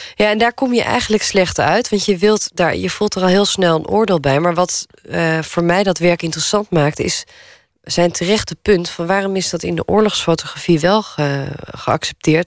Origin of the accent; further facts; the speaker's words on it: Naarden, North Holland, Netherlands; woonplaats waar ik ben opgegroeid, hier in Naarden